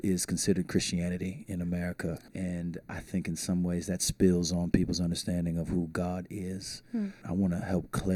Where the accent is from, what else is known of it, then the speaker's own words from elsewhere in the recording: St. Petersburg, Florida, United States; now in Tampa, United States; I was born in St. Petersburg, Florida